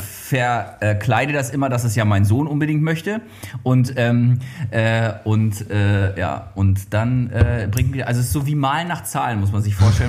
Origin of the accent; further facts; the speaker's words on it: Mecklenburg-Vorpommern, Germany; ich bin ja äh, auf dem Bauernhof groß geworden